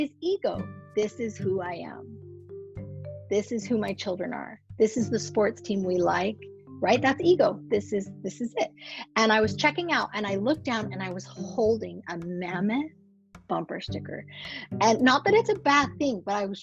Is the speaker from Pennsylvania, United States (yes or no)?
no; Reno, Nevada, United States; moved away; I grew up in Reno